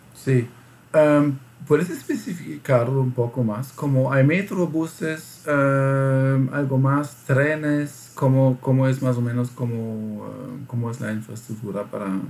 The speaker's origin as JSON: {"language": "Spanish", "country": "Germany", "second_language": "Spanish", "said": "yo siendo alemán"}